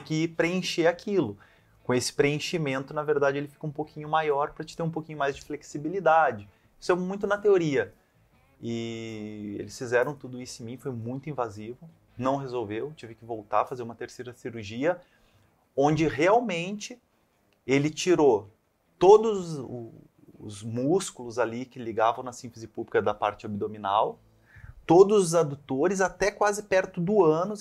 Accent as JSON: {"language": "Portuguese", "town": "Santa Cruz do Sul", "region": "Rio Grande do Sul", "country": "Brazil", "tie": "born or raised there", "also_born_or_lived": "Pelotas / Caxias do Sul / Italy", "moved": "as an adult", "said": "a gente saiu de Pelotas, eu tinha 6 anos, aí dos 6 aos 13 a gente ficou em Santa Cruz do Sul"}